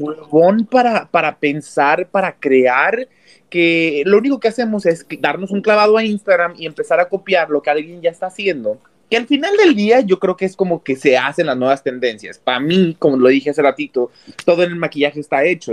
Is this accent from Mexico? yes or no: yes; Mexico; moved away as an adult; now in Los Angeles, United States; en mi país, que es en donde el, que más yo conozco